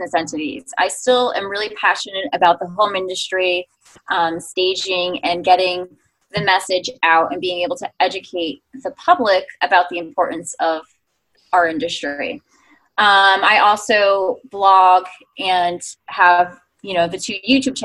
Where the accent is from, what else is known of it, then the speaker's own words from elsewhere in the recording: New York, United States; I'm a New Yorker